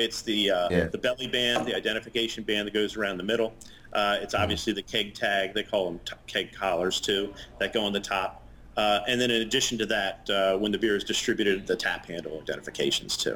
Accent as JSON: {"language": "English", "town": "Baltimore", "region": "Maryland", "country": "United States", "tie": "born or raised there", "said": "I'm born and raised in Baltimore. I'm a Baltimore guy"}